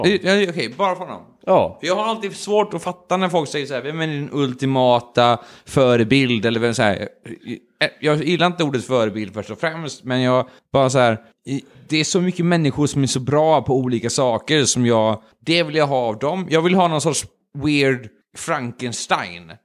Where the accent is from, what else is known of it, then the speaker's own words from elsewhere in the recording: Sweden; vi svenskar